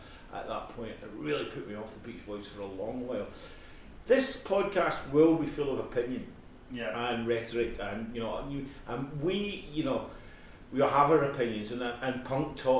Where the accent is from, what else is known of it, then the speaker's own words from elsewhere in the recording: Scotland, United Kingdom; me being from Scotland.